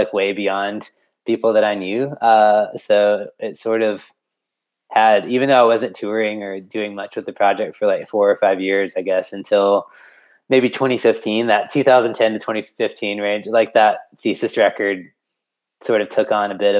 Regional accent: Florence, South Carolina, United States; also born or lived in Columbia, South Carolina; growing up in South Carolina, I feel like I grew up in a pretty small town here too, in Florence

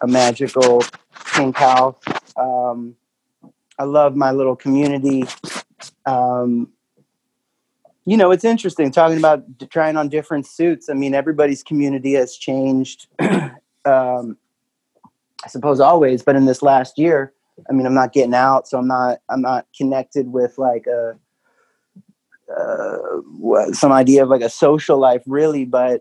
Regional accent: East Coast, United States; now in Nashville, United States; I'm from the East Coast where that's like, people are really nice

